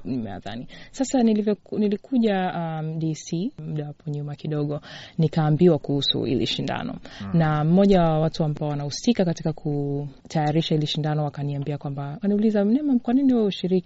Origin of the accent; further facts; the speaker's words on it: Tanzania; now in United States; kama Mtanzania